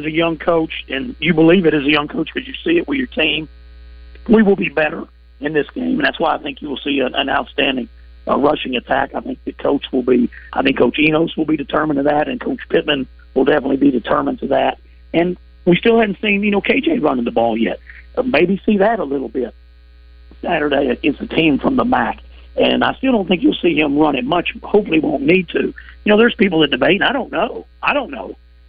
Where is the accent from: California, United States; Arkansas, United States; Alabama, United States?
Arkansas, United States; Morrilton; I grew up outside of Morrilton